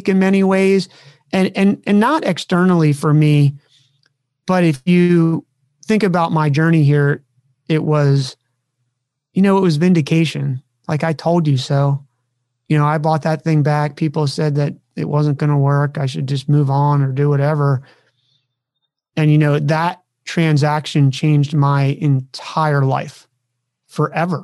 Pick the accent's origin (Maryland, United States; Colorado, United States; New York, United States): Maryland, United States; now in California, United States; a kid growing up on the East Coast of the United States of America, who was a Maryland kid